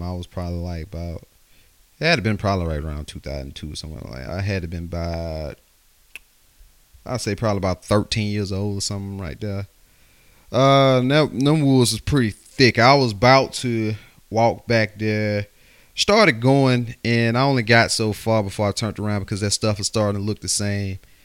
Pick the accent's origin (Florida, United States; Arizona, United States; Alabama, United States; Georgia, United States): Alabama, United States; West; I'm from, uh, West Alabama, so, you know, we grew up, and I grew up in the country out there